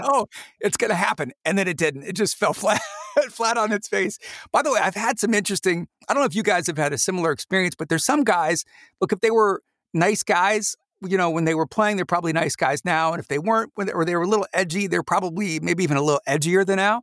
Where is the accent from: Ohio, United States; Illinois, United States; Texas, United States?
Ohio, United States; Mansfield; also born or lived in Orlando, Florida; after we moved from Orlando, we went back to Ohio where I was born